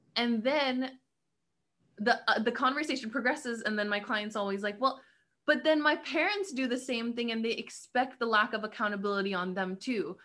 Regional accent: Karachi, Sindh, Pakistan; I'm from Karachi

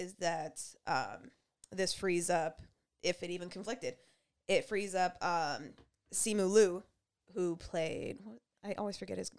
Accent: Canada; as black and as Canadian as we are

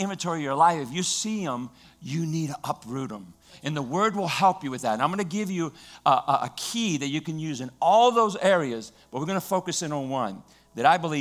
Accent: Louisiana, United States; I grew up in Louisiana

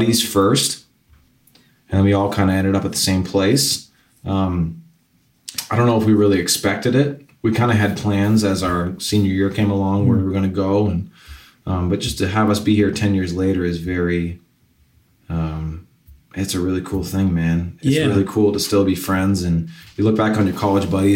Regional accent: Boston, Massachusetts, United States; moved away as an adult; also born or lived in Northern New York; now in Nashville, United States; I grew up outside of Boston, suburbs.

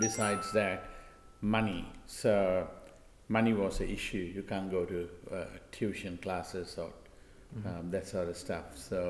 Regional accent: Sri Lanka; moved away as an adult; I come from Sri Lanka and I was a skilled migrant in 1988.

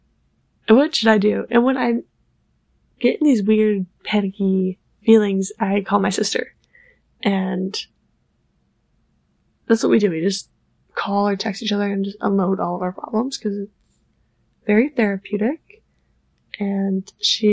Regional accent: Buffalo, New York, United States; now in New York City, United States; I'm originally from Buffalo, New York, which is why my mother was shoveling snow, because we get a lot of snow there

